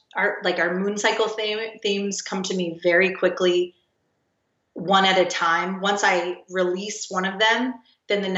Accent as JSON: {"language": "English", "region": "the South", "country": "United States", "tie": "born or raised there", "said": "I grew up in the South"}